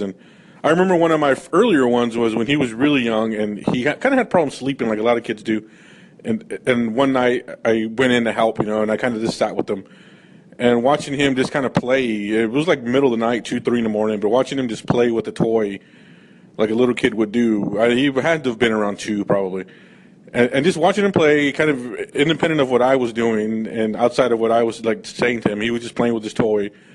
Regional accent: California, United States; I grew up in California

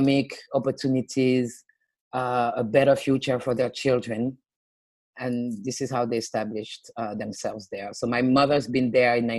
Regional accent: Paris, Île-de-France, France; English is a second language; also born or lived in United States; I was born in France. I was born in Paris. I grew up in the Paris, the greater Paris area

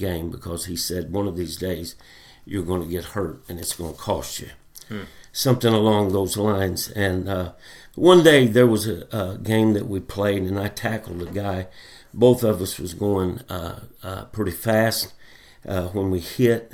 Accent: Fort Smith, Arkansas, United States; I was born and raised in Fort Smith, Arkansas

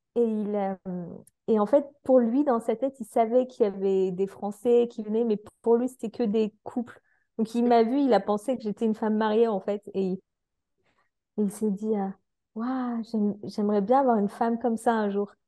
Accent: France; en tant que Français

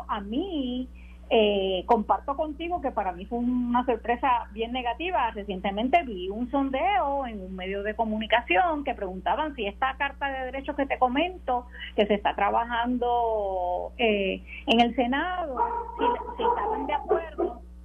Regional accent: Puerto Rico; como puertorriqueña, como mujer

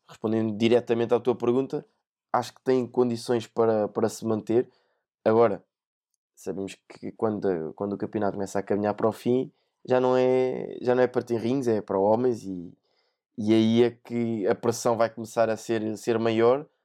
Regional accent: Portugal; como sendo português

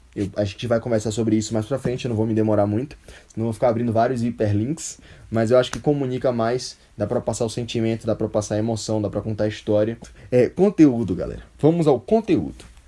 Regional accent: Salvador, Bahia, Brazil; É, sou soteropolitano, Salvador, Bahia, Brasil, minha terra

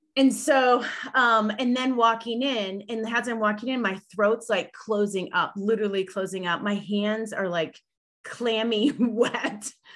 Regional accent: Illinois, United States; moved away; also born or lived in Chicago / Denver; I'm originally from Illinois

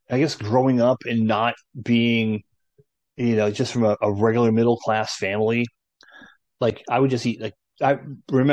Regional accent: Florida, United States; moved away as an adult; also born or lived in Orlando, Apopka; now in San Antonio, United States; I'm Southern, I'm from Florida.

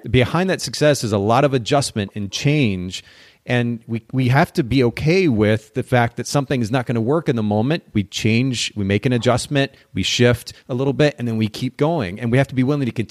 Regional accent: Japan; I grew up in Japan. I spent about 10 years of my life there.

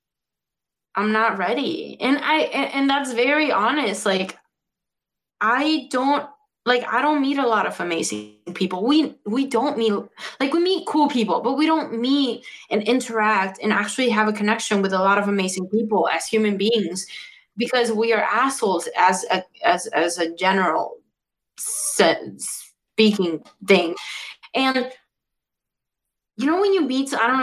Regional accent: Mexico; now in Chicago, United States; because Mexicans, that's the way we deal.

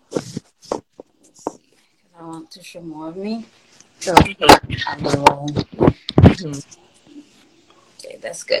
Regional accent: Haiti; moved away; I was born in Haiti, came here in 05.

